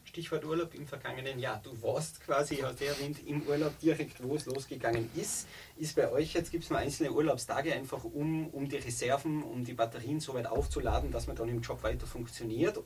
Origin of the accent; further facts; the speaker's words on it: Tyrol, Austria; bei uns in Tirol